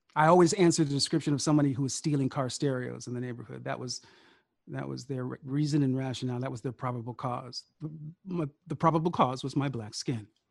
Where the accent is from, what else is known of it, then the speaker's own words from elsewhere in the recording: Sacramento, California, United States; I grew up in Sacramento